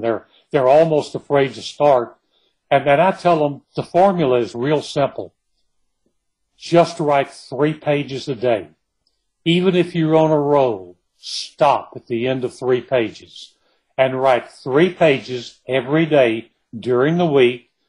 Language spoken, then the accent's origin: English; Kilgore, Texas, United States; I was born and raised in Kilgore, in East Texas